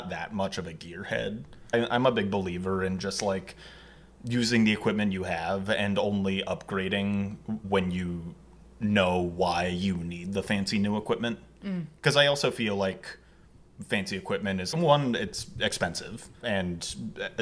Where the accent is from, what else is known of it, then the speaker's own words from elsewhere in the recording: San Diego, California, United States; I'm from San Diego originally, but I have a lot of family in L.A.